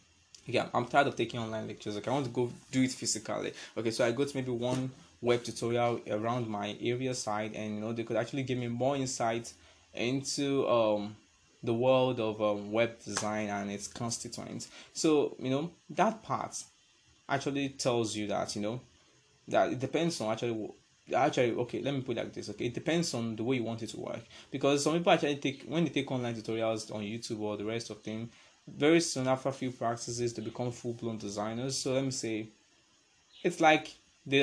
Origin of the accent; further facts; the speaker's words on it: Nigeria; I'm a Nigerian